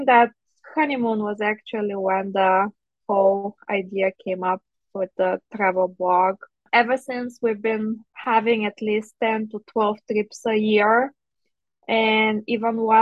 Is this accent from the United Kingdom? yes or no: no; Bulgaria; moved away as an adult; now in Chicago, United States; So originally I'm from Bulgaria. So I grew up in Bulgaria. I did dental school back there